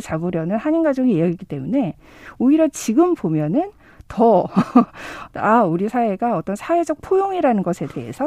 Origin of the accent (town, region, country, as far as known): South Korea